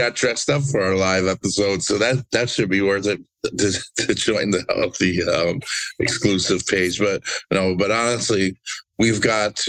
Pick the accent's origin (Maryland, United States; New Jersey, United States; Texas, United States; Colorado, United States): New Jersey, United States; I'm from New Jersey. I live 10 minutes away from MetLife Stadium